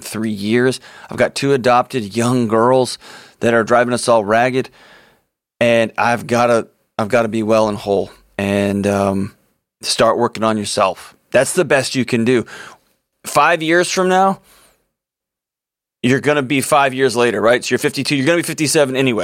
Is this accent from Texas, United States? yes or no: yes; Houston, Texas, United States; my hometown in Houston, Texas